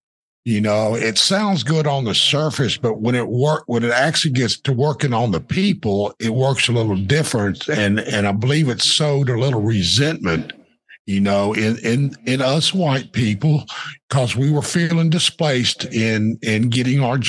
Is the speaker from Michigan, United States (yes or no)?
no; Deer Park, Texas, United States; I came from Deer Park, which was basically all white until the mid 70s when we had our first black students come in there. But they ran me out of high school long before